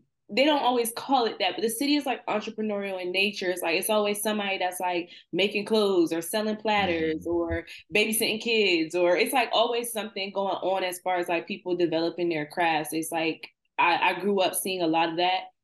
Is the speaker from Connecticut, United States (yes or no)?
no; Trenton, New Jersey, United States; my hometown is Trenton, New Jersey